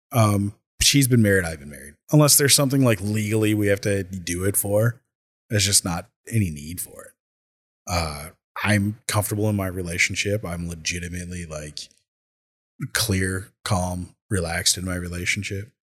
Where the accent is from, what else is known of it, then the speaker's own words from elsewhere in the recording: Minnesota, United States; also born or lived in California; I moved to Minnesota from California at the age of ten